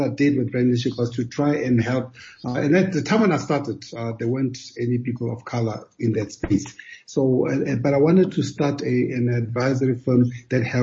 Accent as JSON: {"language": "English", "town": "Kimberley", "region": "Northern Cape", "country": "South Africa", "tie": "born or raised there", "also_born_or_lived": "Johannesburg, South Africa / United States", "moved": "as an adult", "said": "I was born and raised in Kimberley, South Africa"}